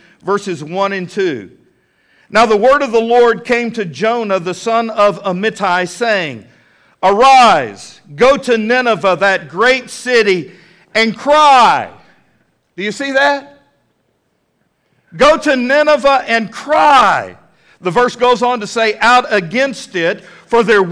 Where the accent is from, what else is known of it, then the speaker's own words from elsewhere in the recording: Texas, United States; moved away as an adult; also born or lived in Fort Worth, Texas / Plano, Texas; now in Fort Smith, United States; I did get to pastor in my home state, in Fort Worth, Texas, and in Plano, Texas